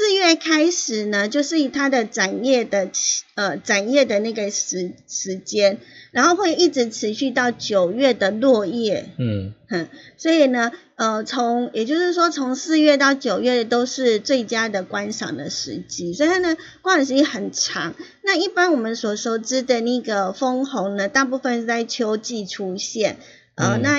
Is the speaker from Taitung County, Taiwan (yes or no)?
no; Yilan County, Taiwan; 我当然要去过，我宜兰人呢。